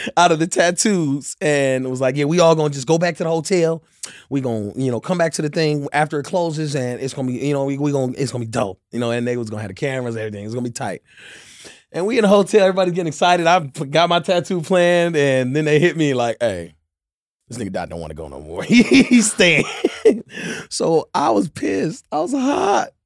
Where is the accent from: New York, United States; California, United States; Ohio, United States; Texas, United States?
California, United States; Inglewood; I'm from the Top Side in Inglewood